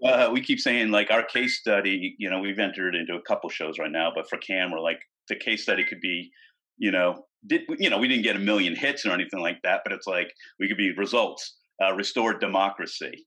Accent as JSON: {"language": "English", "area": "right outside of Boston", "region": "Massachusetts", "country": "United States", "moved": "yes", "said": "I'm from the East Coast, right outside of Boston"}